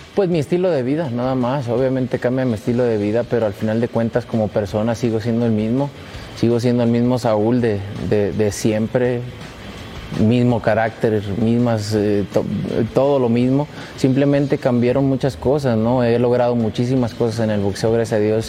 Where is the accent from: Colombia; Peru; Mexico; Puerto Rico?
Mexico; Guadalajara, Jalisco; Guadalajara, en mi tierra